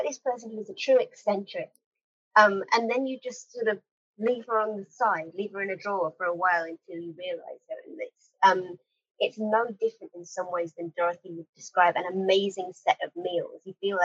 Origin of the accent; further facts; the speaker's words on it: United Kingdom; being British